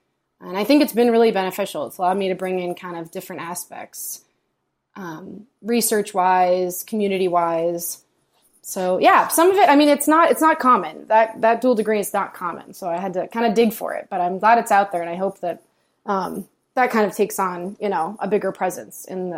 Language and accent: English; New York, United States; born there; also born or lived in Virginia / California / Massachusetts; now in Austin, United States; So like Ricky, I'm kind of from all over. I was born in New York. We moved to Virginia, but I spent most of my life in California and Massachusetts.